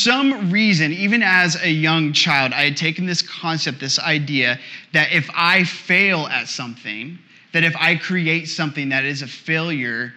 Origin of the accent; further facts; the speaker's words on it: Indiana, United States; accent: slight thick accent; I'm from Indiana, born and raised in the middle of nowhere, grew up on a farm